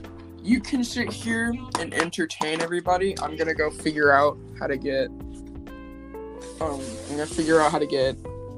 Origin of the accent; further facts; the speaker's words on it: United States; I'm American.